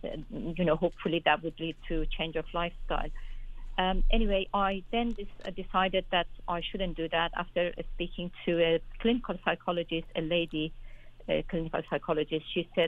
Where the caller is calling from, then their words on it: London, United Kingdom; Okay, thank you. I'm calling from London.